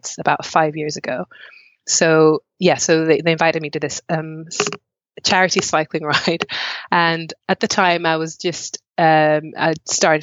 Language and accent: English; Malawi; now in Wales, United Kingdom; growing up in Malawi, I had a very playful childhood